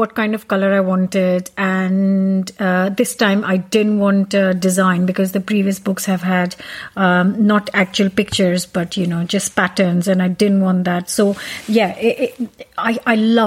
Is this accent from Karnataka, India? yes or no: no; Punjab, India; moved away as an adult; now in United Kingdom; I'm Punjabi, which is I'm North Indian